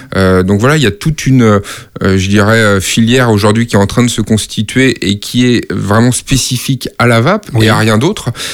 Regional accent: Nantes, Pays de la Loire, France; moved away as an adult; also born or lived in Brussels; now in Paris, France; j'ai grandi euh, à Nantes euh, et à côté de Nantes

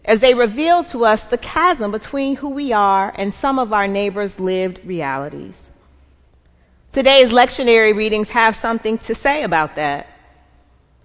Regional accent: Atlanta, Georgia, United States; I'm from Atlanta

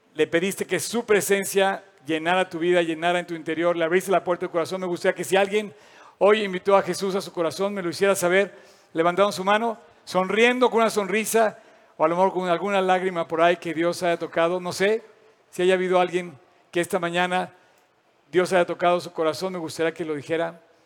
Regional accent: Mexico

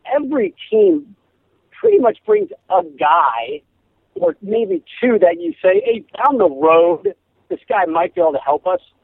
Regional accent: Simsbury, Connecticut, United States; now in Los Angeles, United States; I grew up in Connecticut

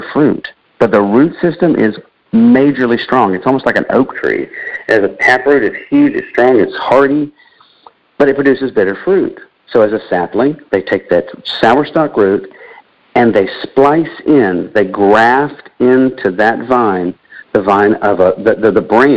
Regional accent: Central Florida, United States; I grew up in Florida

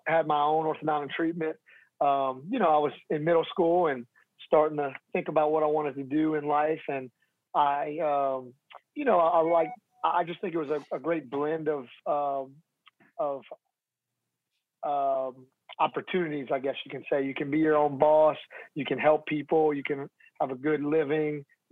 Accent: Louisiana, United States; I'm from Louisiana, so I'm kind of like an inherited Cajun, I guess you could say. But my family, before I was born, my family's from New York

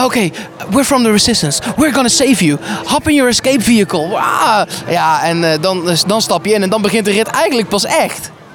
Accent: Netherlands; wij zijn Nederlanders

